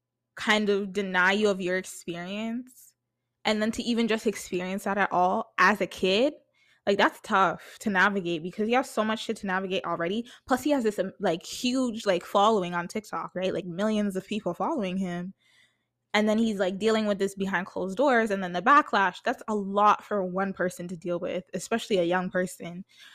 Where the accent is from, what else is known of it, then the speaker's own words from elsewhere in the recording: Jamaica; me being a Jamaican, like, you know what I mean? Like, I just relate to her content a lot.